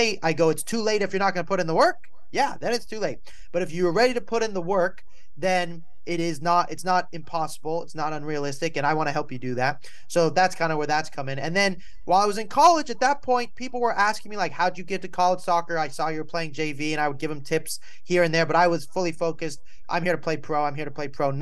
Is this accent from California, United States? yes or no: yes; Malibu, California, United States; also born or lived in New York; I was born in New York. I grew up in Malibu, California